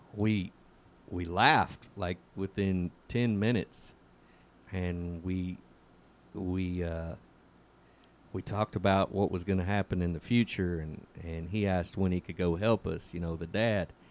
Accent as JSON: {"language": "English", "area": "San Joaquin Valley", "region": "California", "country": "United States", "tie": "born or raised there", "moved": "yes", "said": "I was raised up in the San Joaquin Valley"}